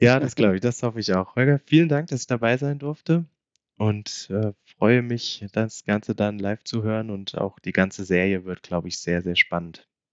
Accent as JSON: {"language": "German", "region": "Hesse", "country": "Germany", "tie": "born or raised there", "moved": "yes", "lives_now": "Munich, Germany", "said": "bin ich ja dann doch äh, noch gebürtiger Hesse"}